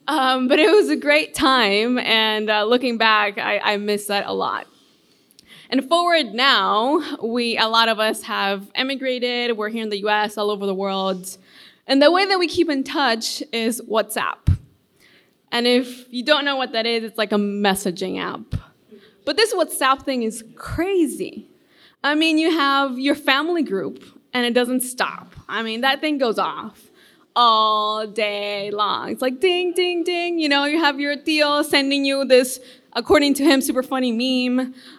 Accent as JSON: {"language": "English", "country": "Honduras", "tie": "born or raised there", "moved": "yes", "lives_now": "United States", "said": "And I grew up in Honduras. So, and I moved here to the U.S., well, I don't know, like 10 years ago."}